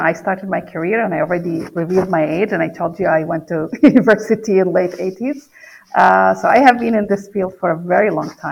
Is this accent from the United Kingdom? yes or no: no; Palestine; English is a second language; moved away; I grew up in the Middle East in Palestine.